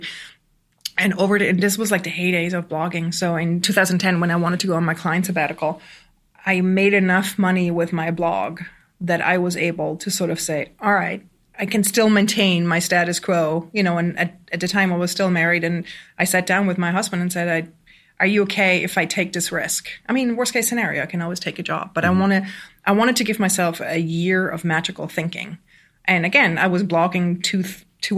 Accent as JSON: {"language": "English", "country": "Switzerland", "tie": "born or raised there", "also_born_or_lived": "Germany", "moved": "as an adult", "lives_now": "Brooklyn, United States", "said": "I grew up on the Swiss countryside with two entrepreneurial parents"}